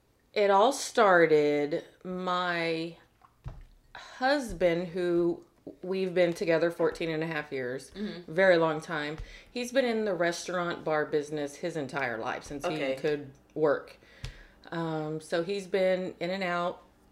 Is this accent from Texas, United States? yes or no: yes; Corpus Christi, Texas, United States; born or raised there